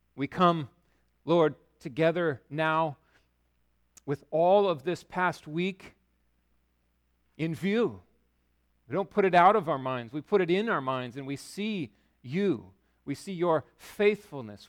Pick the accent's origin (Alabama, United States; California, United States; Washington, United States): Washington, United States; Yakima; now in Bellingham, United States; I grew up in Yakima